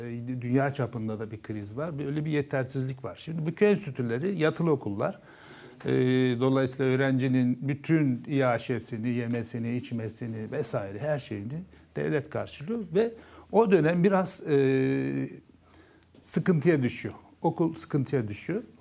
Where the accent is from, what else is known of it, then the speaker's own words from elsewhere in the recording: Susuz, Kars Province, Turkey; Ben Karslıyım. Kars'ın Susuz ilçesinde. E, bizim yaşadığımız e, kasabada bir e, köy, enstitü vardı. Adı Cilavuz Köy Enstitüsü'ydü.